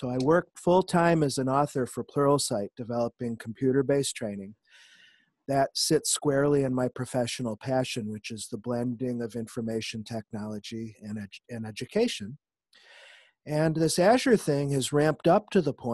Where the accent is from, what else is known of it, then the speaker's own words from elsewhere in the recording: Syracuse, New York, United States; now in Nashville, United States; I'm originally from Syracuse, New York, but I've lived in Nashville, Tennessee for the last 20